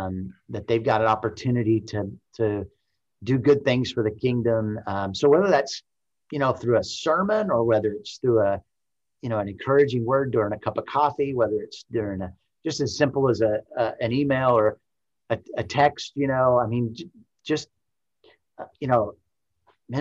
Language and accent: English; Arkansas, United States; to do the Lord's work in kind of my home state and connecting with people here in Arkansas